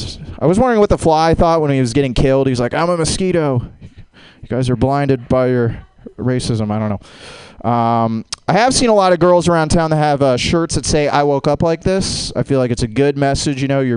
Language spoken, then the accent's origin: English; Jacksonville, Florida, United States; It's not weird, I'm from Jacksonville, Florida.